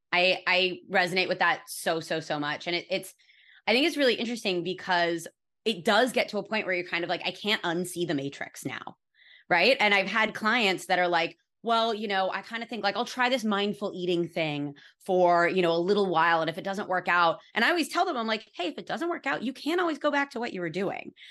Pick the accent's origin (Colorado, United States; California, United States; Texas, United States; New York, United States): California, United States; I was raised in California by a bunch of fucking hippies